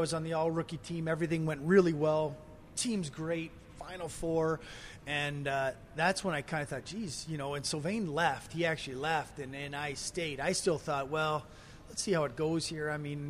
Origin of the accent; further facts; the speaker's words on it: Potsdam, New York, United States; moved away as an adult; now in Calgary, Canada; growing up in Potsdam